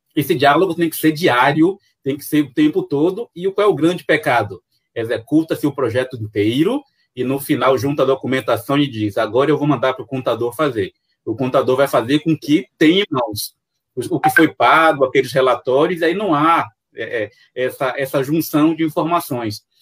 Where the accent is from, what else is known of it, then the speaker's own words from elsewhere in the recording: Salvador, Bahia, Brazil; accent: baiano; sou de Salvador, Bahia